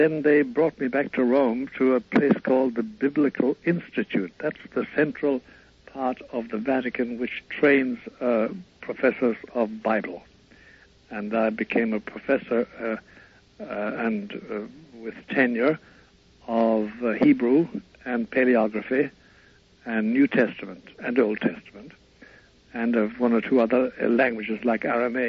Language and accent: English; County Kerry, Ireland; born there; I was born in Ireland, of course, in Kerry, in Ireland, but way back in 1921.